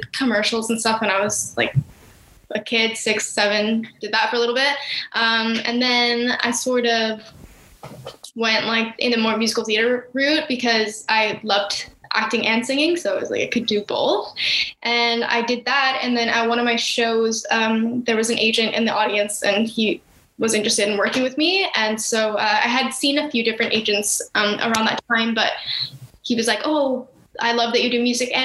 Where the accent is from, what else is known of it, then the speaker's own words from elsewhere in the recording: Vancouver, British Columbia, Canada; now in Toronto, Canada; I live in Toronto in Canada. I grew up mostly in Vancouver